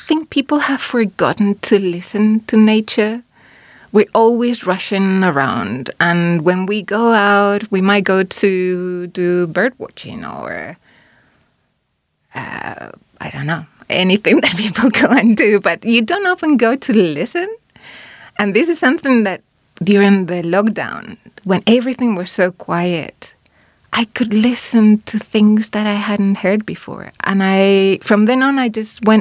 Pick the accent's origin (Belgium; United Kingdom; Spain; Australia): Spain; now in New Zealand; I'm from Spain